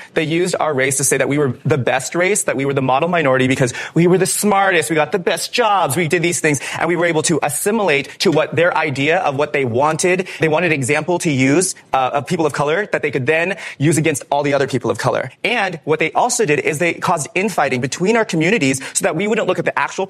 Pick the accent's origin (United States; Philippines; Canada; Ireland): Philippines; Manila, Metro Manila; born there; I was born in Manila, Philippines.